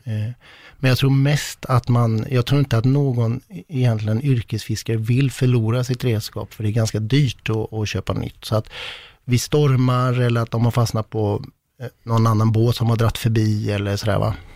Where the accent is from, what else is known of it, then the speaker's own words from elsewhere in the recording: west coast of Sweden, Sweden; västkusten, ja. där jag kommer ifrån